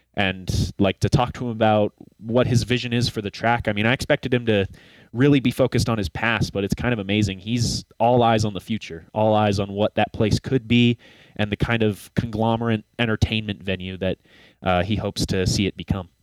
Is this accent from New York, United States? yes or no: no; Colorado, United States; growing up in Colorado